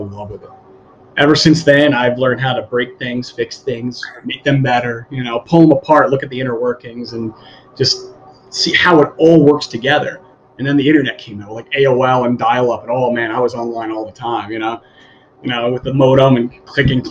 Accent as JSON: {"language": "English", "area": "Long Island", "region": "New York", "country": "United States", "moved": "as an adult", "lives_now": "Bonita Springs, United States", "said": "We're from New York originally"}